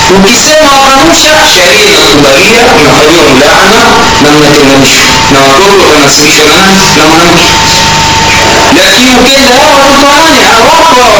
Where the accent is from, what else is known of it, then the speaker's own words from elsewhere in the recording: Tanga Region, Tanzania; kule kwetu Tanga tunaita ukaya